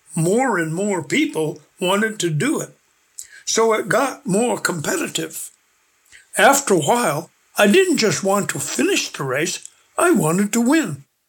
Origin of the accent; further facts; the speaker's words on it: New Hampshire, United States; moved away as an adult; now in Alaska, United States; I grew up in the New Hampshire